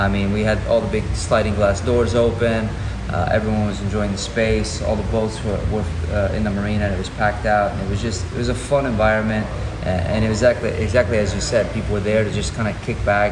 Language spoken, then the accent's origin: English; San Leon, Texas, United States; also born or lived in Galveston, Texas / Houston, Texas; I was born in Galveston, okay. And I grew up down here in San Leon.